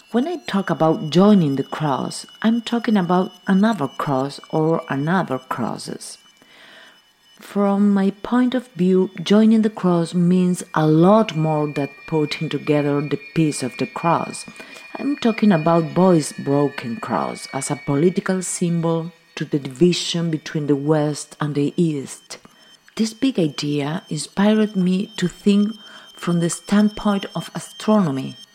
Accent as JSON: {"language": "English", "area": "near Montevideo", "region": "San José", "country": "Uruguay", "tie": "born or raised there", "moved": "yes", "lives_now": "Montevideo, Uruguay", "said": "I live in Montevideo, Uruguay, but I was born in San Jose, near Montevideo, in a small town next to a large forest on the coast of the Rio de la Plata."}